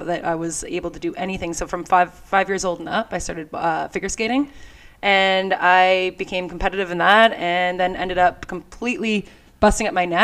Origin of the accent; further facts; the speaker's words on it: Canada; we're, you know, hockey and all here in Canada